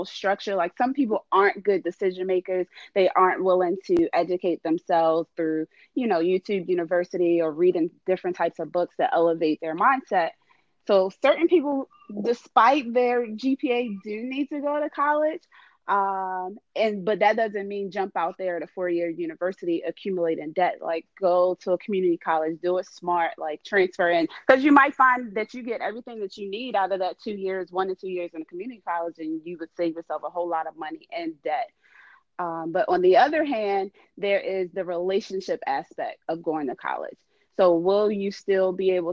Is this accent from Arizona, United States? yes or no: no; Baltimore, Maryland, United States; now in Washington, D.C., United States; I grew up in Baltimore